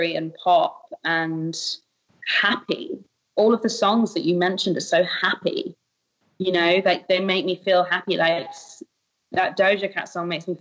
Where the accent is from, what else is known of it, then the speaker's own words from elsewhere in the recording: United Kingdom; I'm a Brit